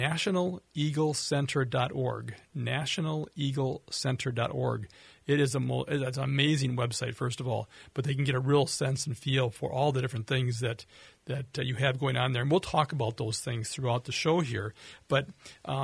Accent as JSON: {"language": "English", "region": "Minnesota", "country": "United States", "tie": "born or raised there", "said": "I was born in Minnesota, raised in Minnesota"}